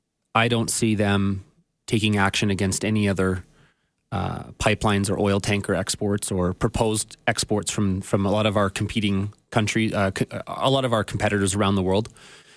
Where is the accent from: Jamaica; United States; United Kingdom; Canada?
Canada; as a Canadian